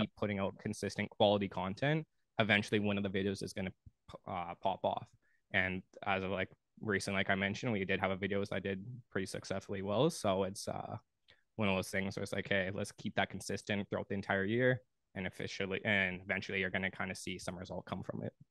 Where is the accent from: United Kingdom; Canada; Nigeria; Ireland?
Canada; Thunder Bay, Ontario; moved away as an adult; now in Ottawa, Canada; I'm originally from Thunder Bay